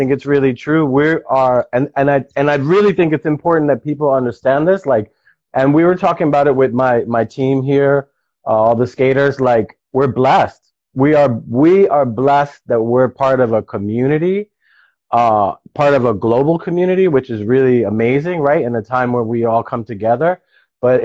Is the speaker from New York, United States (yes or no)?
yes; New York City, New York, United States; I was a kid from the Bronx, like, becoming a product of my environment